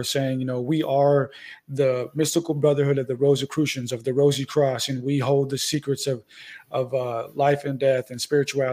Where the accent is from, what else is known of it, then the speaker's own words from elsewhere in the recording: San Diego, California, United States; moved away as an adult; also born or lived in Santa Rosa, California; now in Arizona, United States; That's where I'm originally from, but I actually live in Arizona right now